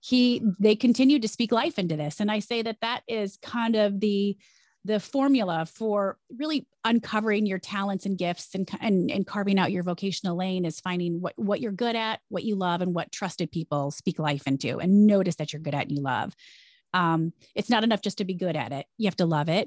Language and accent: English; Jackson, Michigan, United States; moved away as an adult; also born or lived in Chicago; now in New York, United States; I loved growing up in Jackson